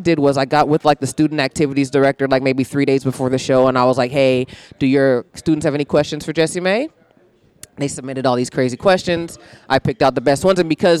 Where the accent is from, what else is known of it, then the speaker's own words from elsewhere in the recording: Fairfield, California, United States; moved away as an adult; also born or lived in Atlanta; now in Los Angeles, United States; I grew up in Fairfield, California. It's as white as it sounds, and I'm as black as I sound.